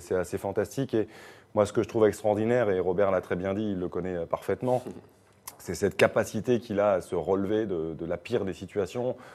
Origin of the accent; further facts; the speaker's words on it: France; chez nous en France